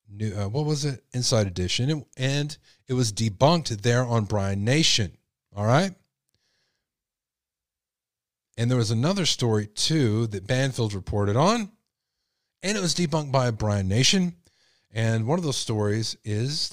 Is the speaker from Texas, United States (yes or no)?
yes; Texas, United States; I'm from Texas